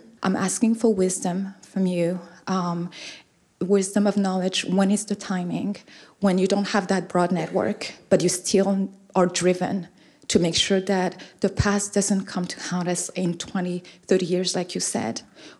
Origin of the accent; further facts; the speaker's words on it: Burundi; I come from Burundi